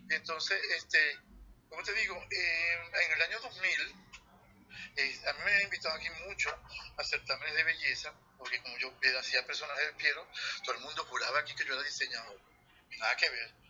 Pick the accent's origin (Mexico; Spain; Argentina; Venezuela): Venezuela; moved away as an adult; also born or lived in Puerto Rico; now in Miami, United States; yo soy venezolano y vivo aquí